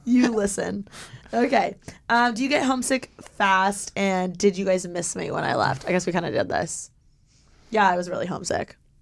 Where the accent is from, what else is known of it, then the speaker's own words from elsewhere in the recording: Indiana, United States; moved away as an adult; now in Los Angeles, United States; my hometown is everyone's so judgmental